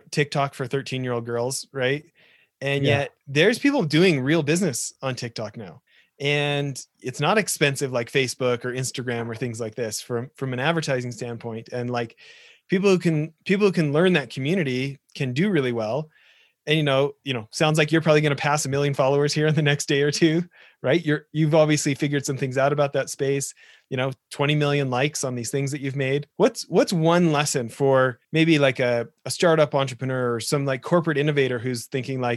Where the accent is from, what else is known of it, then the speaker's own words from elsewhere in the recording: Alberta, Canada; now in Irvine, United States; from Alberta as well, ended up in Irvine